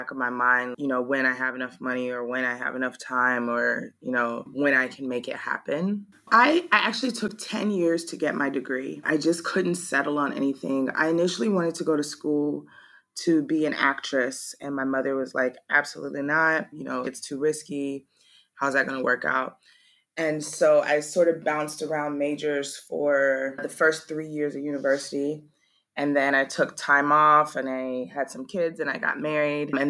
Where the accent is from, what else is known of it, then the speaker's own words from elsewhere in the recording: Maui, Hawaii, United States; moved away as an adult; also born or lived in Georgia; now in Ho Chi Minh City, Vietnam; I am 36 years old and I live in Saigon, Vietnam. I say that my hometown is Maui, Hawaii. It's where I spent most of my life before I came abroad. And I left Hawaii in August